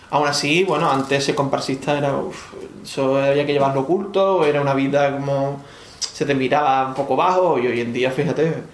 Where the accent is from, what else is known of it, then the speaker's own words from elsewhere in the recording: Valladolid, Castile and León, Spain; yo soy de aquí de Valladolid